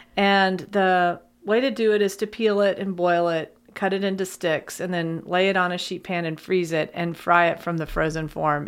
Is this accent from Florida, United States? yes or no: no; Lexington, Kentucky, United States; also born or lived in Thermopolis, Wyoming; I grew up here in Lexington, and my dad and mom moved here in nineteen seventy-two. I was a second grader